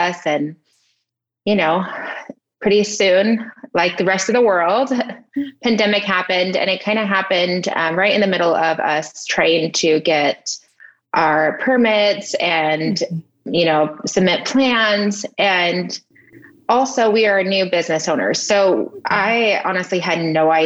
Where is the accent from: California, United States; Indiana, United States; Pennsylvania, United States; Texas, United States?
California, United States; Redlands; I'm from Redlands, California. And that's where I currently live right now. It's my hometown.